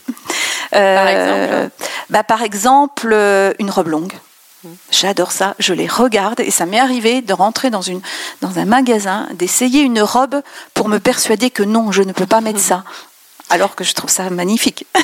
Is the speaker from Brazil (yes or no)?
no; France; also born or lived in Besançon; quand on dit qu'on est française